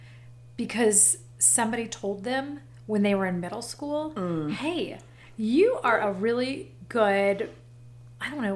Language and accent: English; Florida, United States; now in Apex, United States; I'm from Florida, so I'm a little bit of an island girl